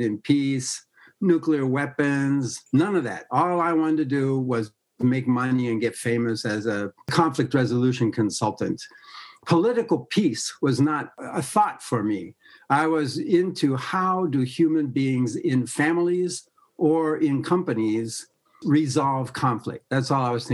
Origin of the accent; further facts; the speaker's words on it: United States; I'm an American